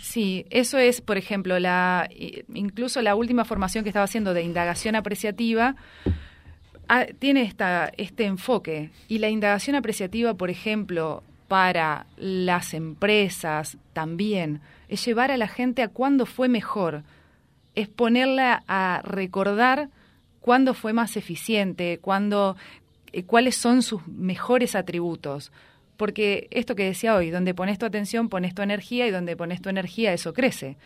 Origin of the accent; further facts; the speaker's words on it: Reconquista, Santa Fe, Argentina; donde yo nací, donde crecí